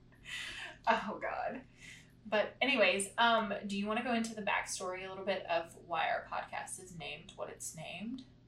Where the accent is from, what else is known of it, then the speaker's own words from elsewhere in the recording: Corsicana, Texas, United States; we're from Corsicana